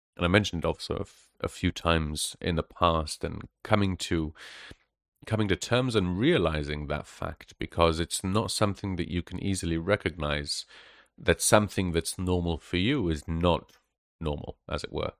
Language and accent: English; Israel; moved away as an adult; also born or lived in Western Europe; I grew up in Israel